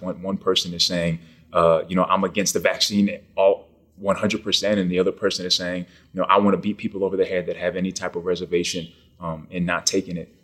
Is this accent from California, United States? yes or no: no; Naples, Florida, United States; also born or lived in Bronx, New York; I was born in Bronx, New York. I lived there till I was about ten. Uh, my parents had split up and I went with my mom, my four brothers, and one sister to Naples, Florida.